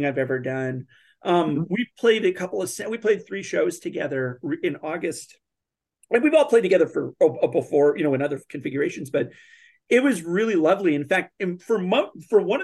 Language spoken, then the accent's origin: English; North Dakota, United States; moved away as an adult; also born or lived in Kalamazoo, Michigan; I moved away from North Dakota, moved overseas for a little, then I moved to Kalamazoo